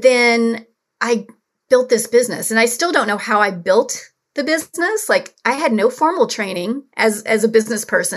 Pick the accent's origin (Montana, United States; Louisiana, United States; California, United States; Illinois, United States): Louisiana, United States; New Orleans; I grew up in New Orleans